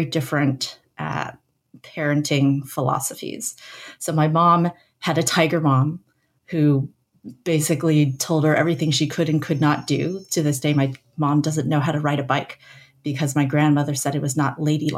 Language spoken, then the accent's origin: English; San Francisco Bay Area, California, United States; I grew up in the San Francisco Bay Area in a suburb largely populated by immigrant families